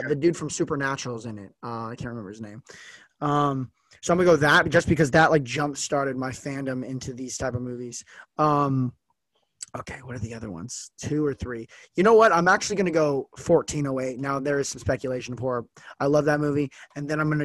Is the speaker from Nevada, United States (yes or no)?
yes; Las Vegas, Nevada, United States; moved away as an adult; now in Oregon, United States; I'm from Las Vegas